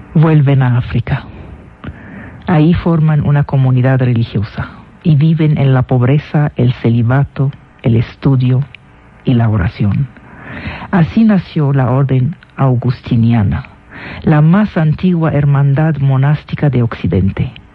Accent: Damascus, Damascus Governorate, Syria; now in Mexico; yo nací en Damasco. Es decir, mi origen es sirio. Pero ya llevo de mexicana 12 años oficiales y 20 años en el país.

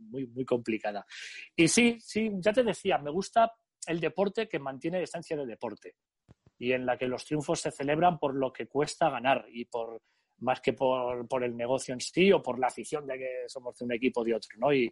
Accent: Vitoria-Gasteiz, Basque Country, Spain; Yo soy de Vitoria y siempre ha habido allí mucha afición al baloncesto en Vasconia.

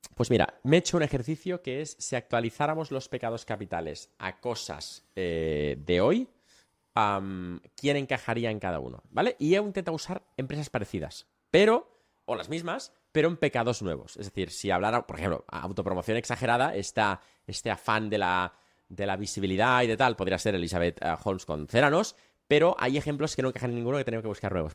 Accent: Catalonia, Spain; Tú yo somos catalanes

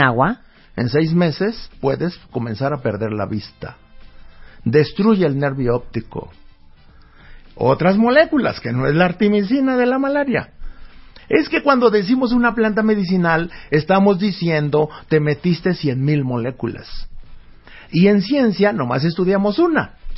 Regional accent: El Bajío, Guanajuato, Mexico; en el Bajío, allá donde yo nací, allá por Guanajuato

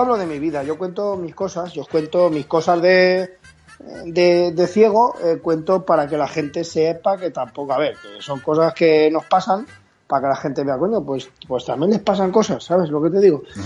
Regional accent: Valencian Community, Spain; yo soy valenciano como a mucha honra

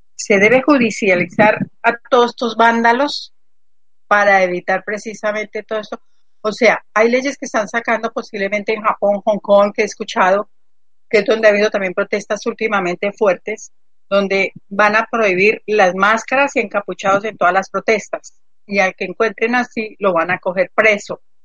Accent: Colombia; mi país, en Colombia

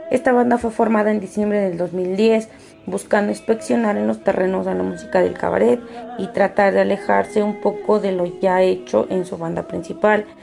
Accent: Puebla, Mexico; tengo 27 años, soy del estado de Puebla.

